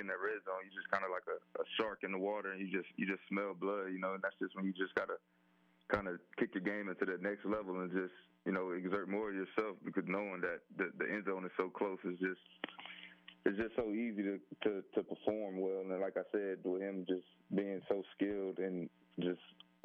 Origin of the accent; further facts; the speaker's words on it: Pensacola, Florida, United States; I'm from Pensacola